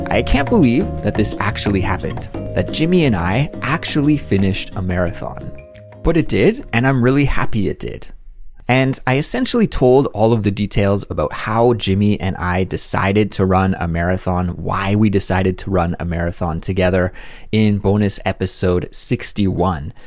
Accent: Canada; now in South Korea

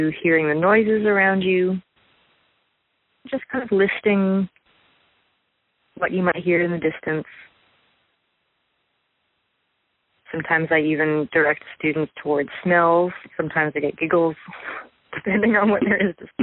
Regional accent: Santa Barbara, California, United States; moved away as an adult; Santa Barbara is still my hometown.

